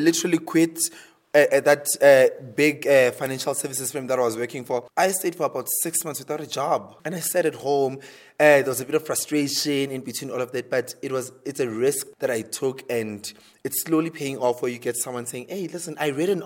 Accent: South Africa; I'm from South Africa

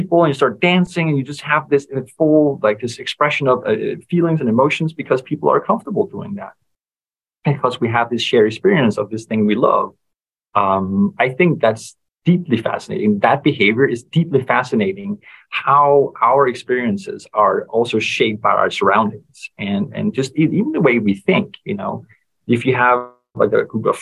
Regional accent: Denmark; I come from Denmark where our social hierarchy is just pretty flat in general

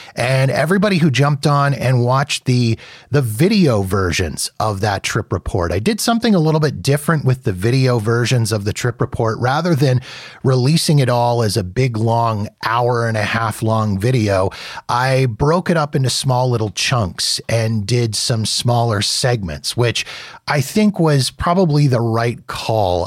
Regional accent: Canada; So here in Canada

